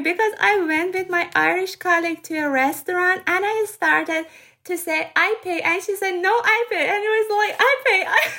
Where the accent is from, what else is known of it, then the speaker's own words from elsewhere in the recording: Iran; English is a second language; moved away as an adult; now in Dublin, Ireland; I'm from Iran